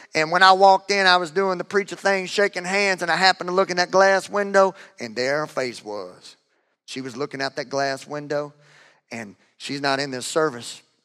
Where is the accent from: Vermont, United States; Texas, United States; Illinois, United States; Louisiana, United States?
Louisiana, United States; I am from Louisiana.